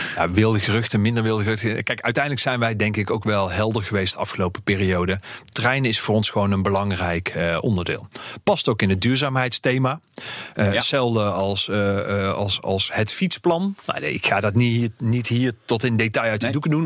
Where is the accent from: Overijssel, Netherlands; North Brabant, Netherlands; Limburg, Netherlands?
North Brabant, Netherlands; moved away; ik ben Brabander